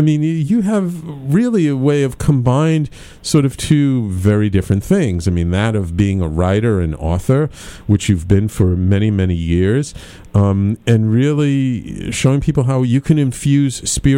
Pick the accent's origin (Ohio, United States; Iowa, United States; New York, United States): New York, United States; New York City; after having been in many, many years in my hometown, New York City